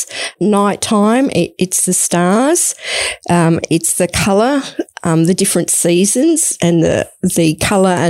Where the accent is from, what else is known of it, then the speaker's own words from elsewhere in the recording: Melbourne, Victoria, Australia; moved away as an adult; also born or lived in far west coast of South Australia; now in Victor Harbor, Australia; I'm originally born and bred in Melbourne, and at about 21 years of age, I left